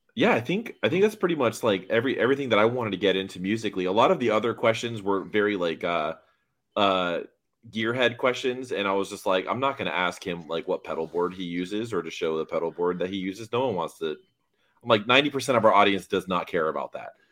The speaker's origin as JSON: {"language": "English", "town": "Miami", "region": "Florida", "country": "United States", "tie": "born or raised there", "said": "my hometown. in Miami"}